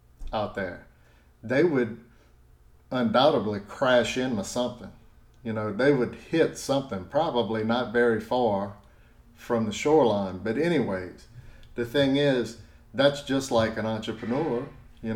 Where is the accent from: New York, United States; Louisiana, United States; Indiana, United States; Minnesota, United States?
Louisiana, United States; South; I'm from South Louisiana